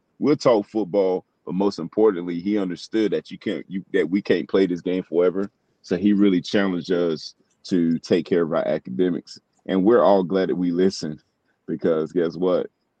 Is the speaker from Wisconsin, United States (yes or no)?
no; Newton Grove, North Carolina, United States; Which is not far from my hometown, Newton Grove, North Carolina, Cumberland County. Eastern North Carolina